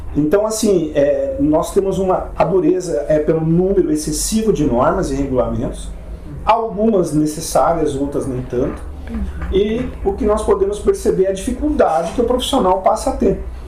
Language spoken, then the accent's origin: Portuguese; Rio Grande do Sul, Brazil; eu sou gaúcho